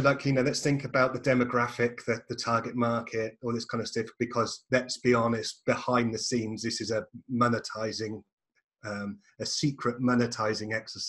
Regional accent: England, United Kingdom; and I'm English

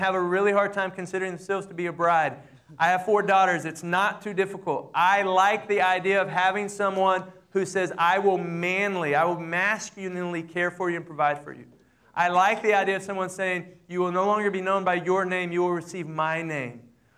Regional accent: Amarillo, Texas, United States; I grew up in the Southern Baptist Church in Amarillo, Texas

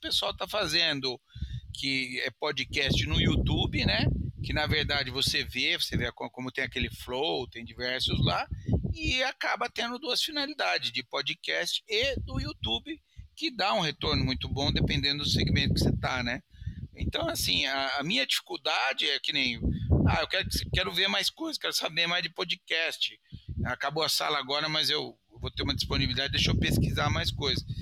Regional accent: Sorocaba, São Paulo, Brazil; accent: caipira; eu sou caipira, eu sou de Sorocaba

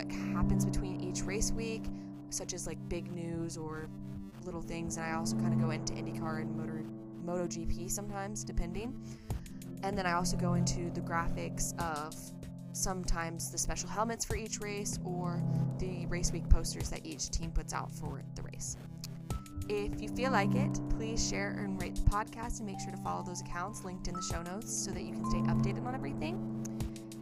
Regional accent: Nashville, Tennessee, United States; in my hometown

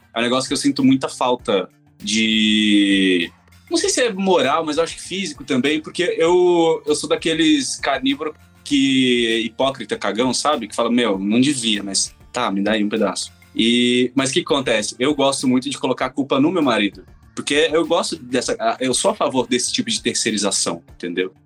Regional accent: Campo Grande, Mato Grosso do Sul, Brazil; now in São Paulo, Brazil; Eu sou de Campo Grande, Mato Grosso do Sul

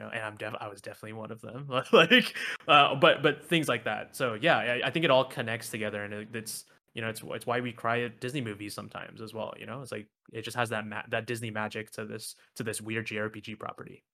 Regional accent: Malaysia; I'm from Malaysia

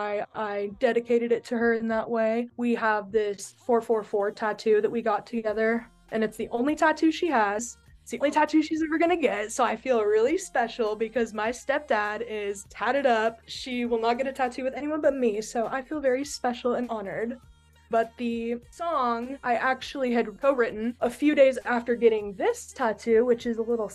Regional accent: Reno, Nevada, United States; I'm from Reno

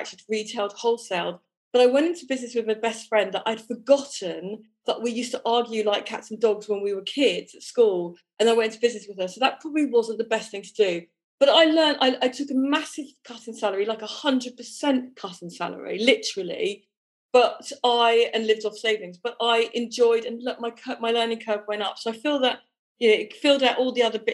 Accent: Broadstairs, South East England, United Kingdom; moved away as an adult; also born or lived in London; now in France; I come from Broadstairs in Kent. I lived in London when I was 20 onwards for 20 years, and then 15 years ago moved here

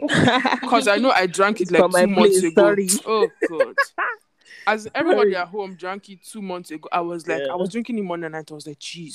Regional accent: Nigeria; as a Nigerian?

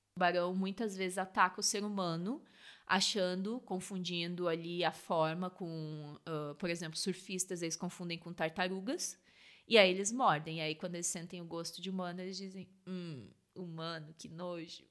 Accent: Rio Grande do Sul, Brazil; now in South Africa; Eu sou do Rio Grande do Sul

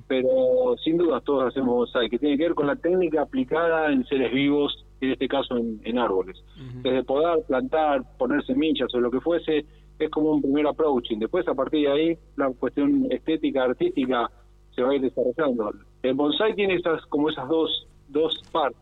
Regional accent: Argentina

